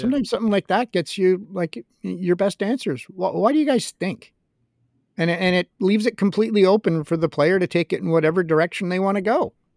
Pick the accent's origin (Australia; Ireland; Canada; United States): Canada; Montreal, Quebec; as a kid growing up in Montreal